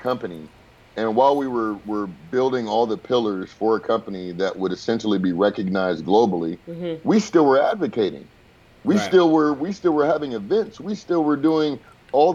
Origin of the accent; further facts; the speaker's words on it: Inglewood, California, United States; I was born in Inglewood